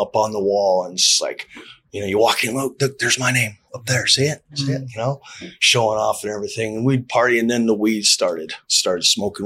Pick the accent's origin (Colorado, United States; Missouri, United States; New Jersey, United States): Colorado, United States; Palisade; also born or lived in California; I had a really good childhood growing up in Colorado